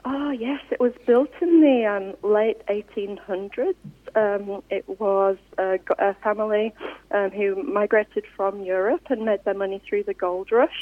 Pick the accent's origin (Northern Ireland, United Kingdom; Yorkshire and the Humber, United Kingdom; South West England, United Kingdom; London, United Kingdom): Yorkshire and the Humber, United Kingdom; now in Australia; I'm from West Yorkshire originally